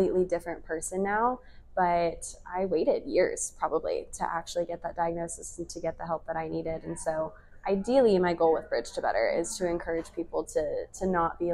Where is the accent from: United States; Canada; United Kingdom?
United States; Coppell, Texas; I'm from Coppell, Texas